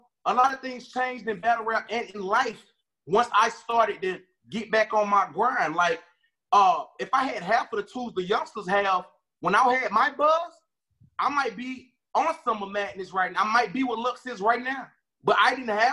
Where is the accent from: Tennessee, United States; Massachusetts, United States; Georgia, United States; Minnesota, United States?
Georgia, United States; Atlanta; I'm from Atlanta, Georgia